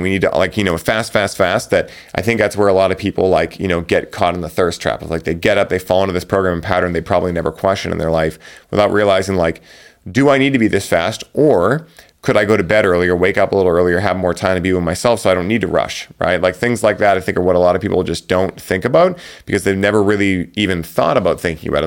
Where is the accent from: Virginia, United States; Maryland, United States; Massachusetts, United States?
Massachusetts, United States; Boston; I'm from Boston